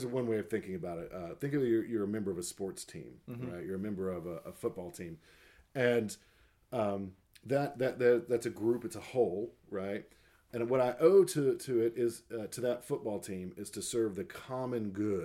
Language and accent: English; United States; as an American